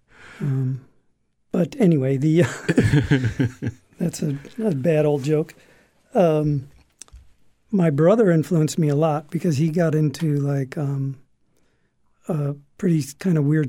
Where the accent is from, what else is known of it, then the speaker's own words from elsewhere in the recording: Buffalo, New York, United States; moved away as an adult; also born or lived in Tonawanda, New York; Buffalo was my birthplace, and I spent the first 18, 19 years of my life there. Buffalo, New York.